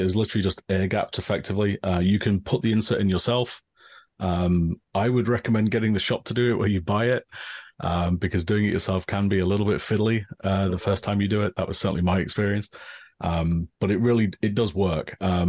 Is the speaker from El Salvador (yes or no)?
no; England, United Kingdom; now in Japan; I'm originally from England, as you might tell from the accent. Right now, I live in Japan. I've lived here for about most of the last 20 years.